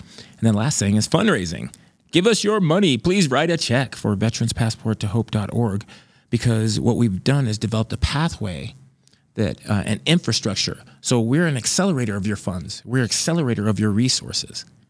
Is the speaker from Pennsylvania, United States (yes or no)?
no; Grand Forks, North Dakota, United States; I'm from Grand Forks, North Dakota